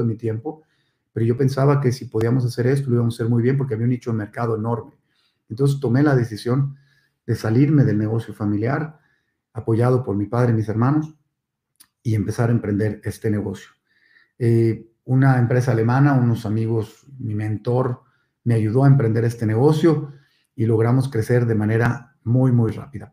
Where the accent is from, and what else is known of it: Monterrey, Nuevo León, Mexico; born or raised there; also born or lived in Mexico City